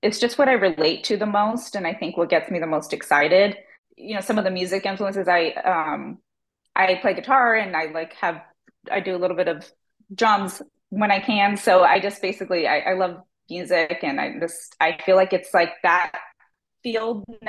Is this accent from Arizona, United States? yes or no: yes; Tempe, Arizona, United States; also born or lived in Phoenix / Seattle; I grew up in Tempe